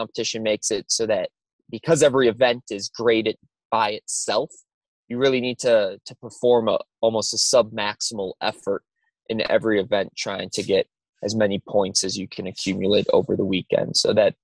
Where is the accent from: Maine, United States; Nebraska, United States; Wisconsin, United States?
Wisconsin, United States; moved away as an adult; I'm originally from Wisconsin, born and raised there.